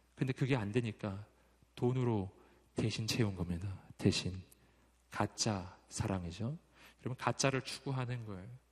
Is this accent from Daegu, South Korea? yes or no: yes; Daegu, South Korea; moved away as an adult; 전 대구가 고향이고 거기서 꽤 오래 살았었어요